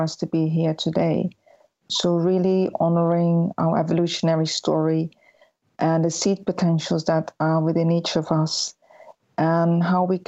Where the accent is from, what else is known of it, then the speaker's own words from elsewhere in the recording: Netherlands; I was born in the Netherlands and raised in the Netherlands.